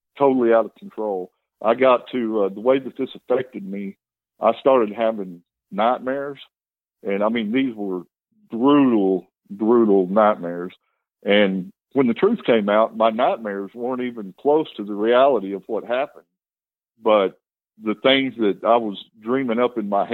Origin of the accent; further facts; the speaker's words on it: Amarillo, Texas, United States; I'm from Amarillo. My dad was a bar owner, so that's the lifestyle that I was raised